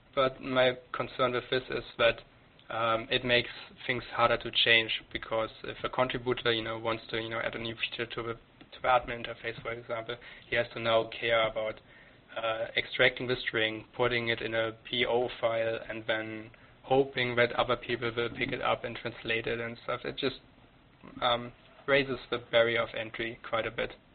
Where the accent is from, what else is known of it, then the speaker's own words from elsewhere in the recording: Germany; moved away as an adult; now in Canada; I, am German. I came came to Canada two three years ago. I grew up in Germany